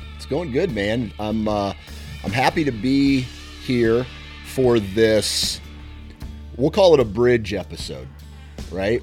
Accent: Iowa, United States; I'm here from Iowa

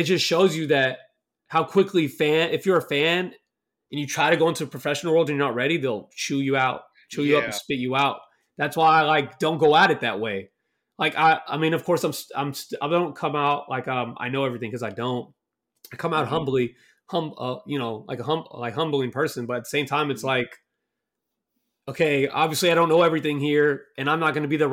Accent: Dallas, Texas, United States; I'm from Dallas

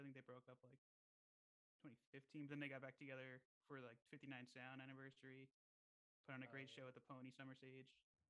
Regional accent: New Jersey, United States; Born and raised in Central.

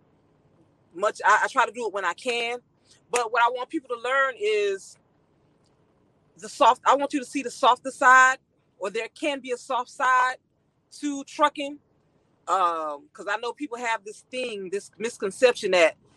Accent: Miami, Florida, United States; now in Texas, United States; I was raised in Overtown, Miami, Florida

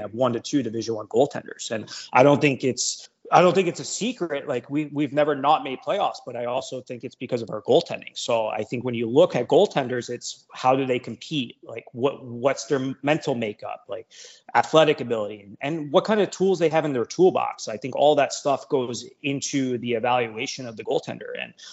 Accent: Bridgewater, New Jersey, United States; I'm a Jersey guy through and through. I grew up in Bridgewater

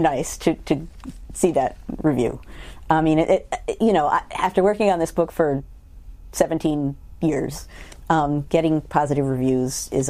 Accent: New York City, New York, United States; I was born in Queens, New York.

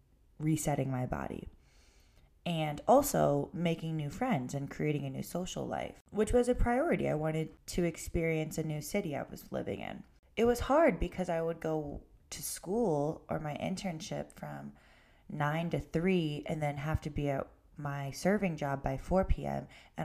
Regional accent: Ohio, United States; It wasn't until after college, I moved only an hour away from my hometown to Cleveland.

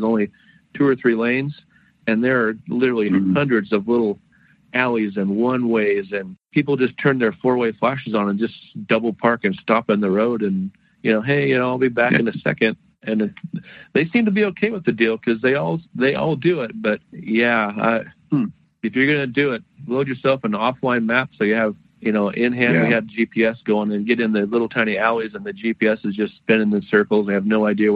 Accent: Olympia, Washington, United States; I grew up in Olympia

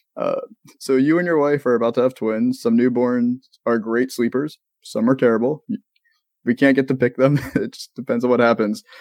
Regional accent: Maryland, United States; now in Florida, United States; I'm from Maryland

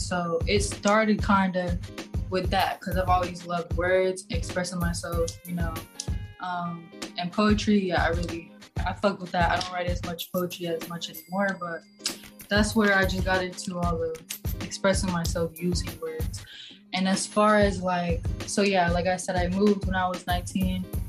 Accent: Dallas, Texas, United States; moved away as an adult; now in Los Angeles, United States; I'm from Dallas. Um, I moved to LA in like what was it? August 2019.

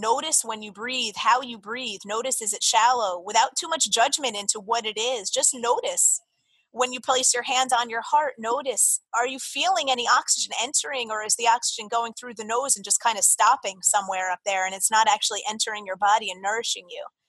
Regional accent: Jersey Shore, New Jersey, United States; moved away as an adult; also born or lived in Florida; growing up on the Jersey Shore and then going to college down in Florida

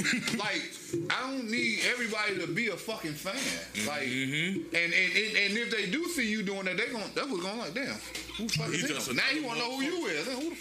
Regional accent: Chicago, Illinois, United States; I'm K Town though.

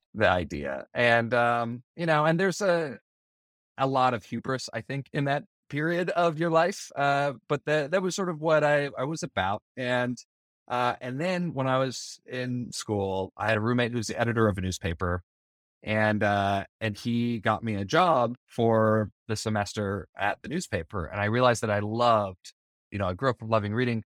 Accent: Bonneville County, Idaho, United States; I grew up in Idaho, in uh, kind of outside of a small town. I grew up in Bonneville County

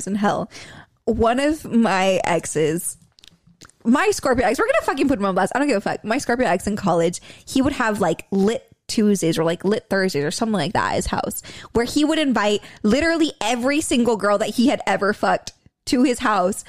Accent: California, United States; we're from California

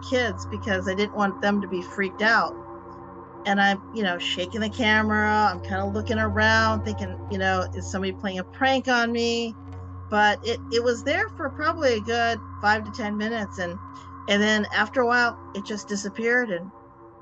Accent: Illinois, United States; moved away as an adult; now in Florida, United States; when I grew up in Illinois, and we moved down to Florida probably about 24, 25 years ago

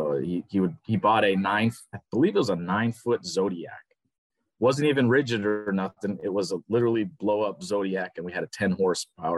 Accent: Oahu, Hawaii, United States; moved away as an adult; now in Guatemala; We grew up on Oahu

